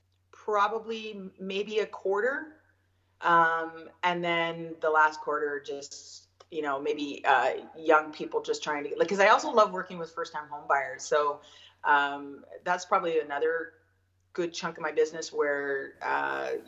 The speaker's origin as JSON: {"language": "English", "region": "Ontario", "country": "Canada", "moved": "yes", "lives_now": "Okanagan, Canada", "said": "I am originally from Ontario"}